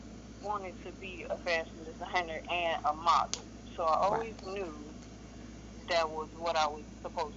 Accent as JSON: {"language": "English", "town": "Memphis", "region": "Tennessee", "country": "United States", "also_born_or_lived": "Miami, Florida", "moved": "yes", "lives_now": "Jacksonville, United States", "said": "I'm from Memphis, Tennessee. I reside in Florida now. Jacksonville, exactly. I just moved from Miami 3 weeks ago to Jacksonville."}